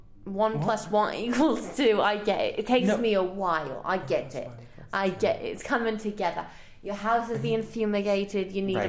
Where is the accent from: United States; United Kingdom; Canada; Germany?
United Kingdom; England; moved away; I'm from England.